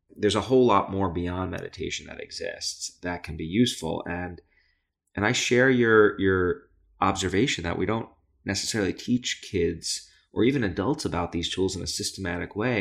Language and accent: English; New York City, New York, United States; I grew up in Brooklyn, New York